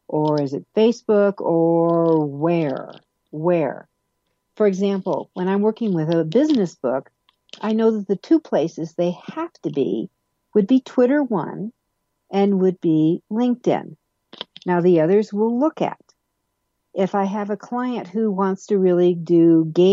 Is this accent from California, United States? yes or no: no; Denver, Colorado, United States; my hometown of Denver, Colorado